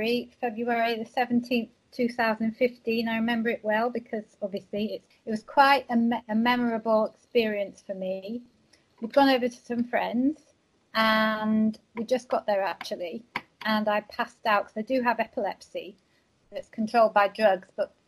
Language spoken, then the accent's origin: English; Walsall, West Midlands, United Kingdom; born there; I'm from the UK. I'm from a place called Walsall, which is near Birmingham. Well, I was born there, but my dad was in the army, so I didn't spend that much time over there.